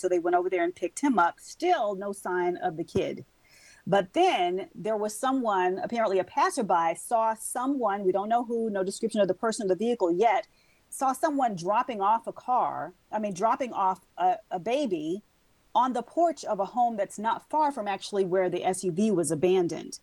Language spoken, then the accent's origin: English; Mississippi, United States; moved away; my home state of Mississippi